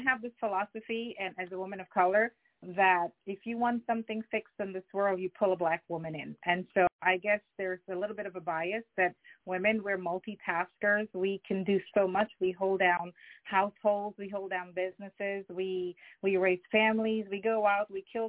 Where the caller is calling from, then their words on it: Westchester, New York, United States; I'm calling from Westchester.